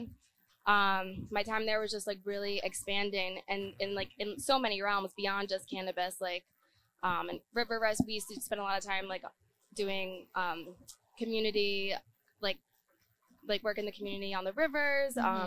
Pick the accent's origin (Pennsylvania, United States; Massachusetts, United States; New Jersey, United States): New Jersey, United States; moved away as an adult; also born or lived in Humboldt County, California; I was born in New Jersey. I made my way to Humboldt County right after college